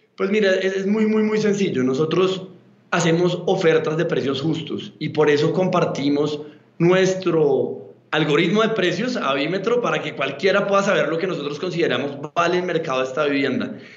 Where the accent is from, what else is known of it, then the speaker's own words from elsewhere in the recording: Bogotá, Colombia; yo soy colombiano de Bogotá